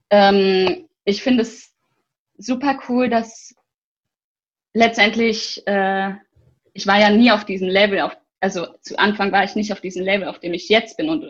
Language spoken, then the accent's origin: German; Bergisch Gladbach, North Rhine-Westphalia, Germany; Also, ich bin in Köln geboren, das hat aber aufgewachsen und ja, ich lebe in Bergisch Gladbach, seit ich denken kann.